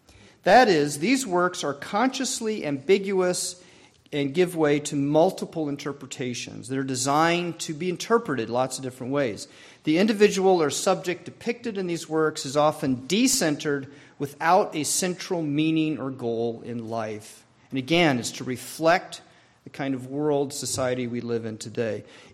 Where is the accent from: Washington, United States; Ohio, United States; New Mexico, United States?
New Mexico, United States; born there; also born or lived in Arizona / Maryland; I was born in New Mexico. After 2 years, we moved to Arizona, where my sister was born.